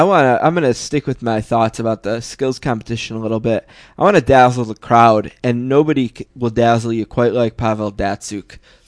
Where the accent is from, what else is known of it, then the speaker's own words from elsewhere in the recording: Buffalo, New York, United States; I'm from Buffalo. I love Buffalo hockey.